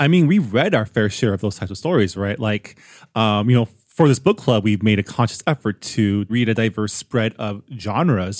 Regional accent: San Gabriel Valley, California, United States; I grew up on the West Coast, specifically the San Gabriel Valley, within an Asian American enclave

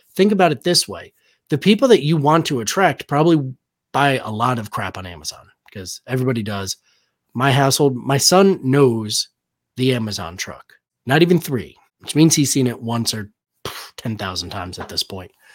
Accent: Danbury, Connecticut, United States; moved away; I'm originally from Danbury, Connecticut

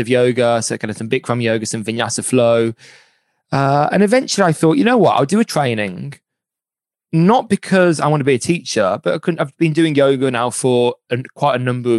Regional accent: Birmingham, West Midlands, United Kingdom; I'm from Birmingham

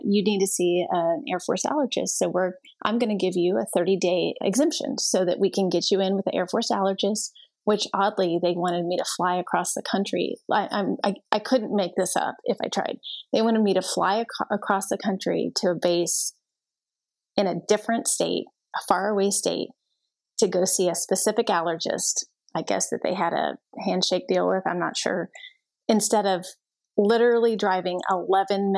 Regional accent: Texas, United States; I went to one in my hometown and then one in a different town in Texas.

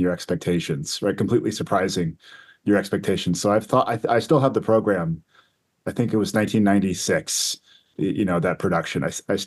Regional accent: Western Massachusetts, United States; now in Washington, D.C., United States; I grew up in New England in Western Massachusetts.

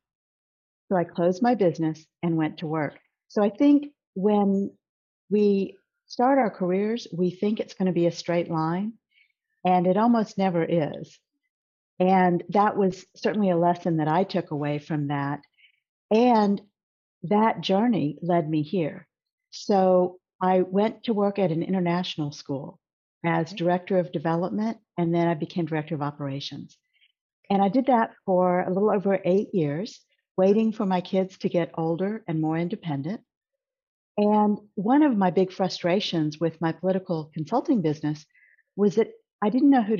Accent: Corpus Christi, Texas, United States; now in Houston, United States; I actually grew up in a very small city in South Texas called Corpus Christi, and moved to Houston

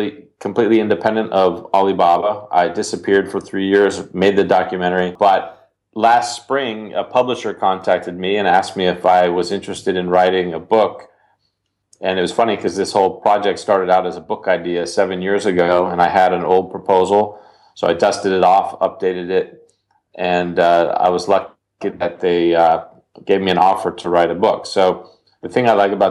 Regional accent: United States

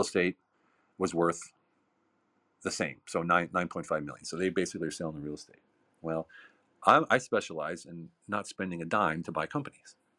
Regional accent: United States; moved away as an adult; also born or lived in Hungary / Lancaster, Pennsylvania; now in Germany; I'm an American

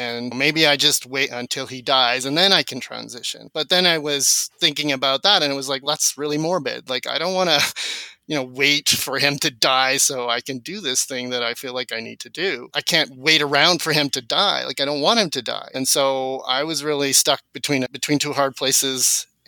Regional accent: South Africa; first language Afrikaans; My first language was a mix because at home I was speaking Afrikaans, but then I would go outside with my friends and speak English.

